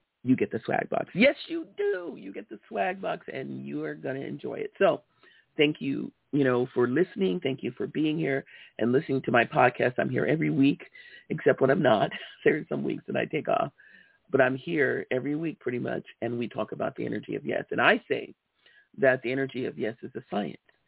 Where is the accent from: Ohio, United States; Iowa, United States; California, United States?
California, United States; Los Angeles; I grew up in Los Angeles, California, in South Central LA, on 56 and Hoover